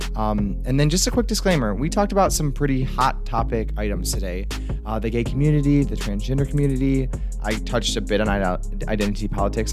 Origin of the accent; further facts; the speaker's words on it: Michigan, United States; I'm from Michigan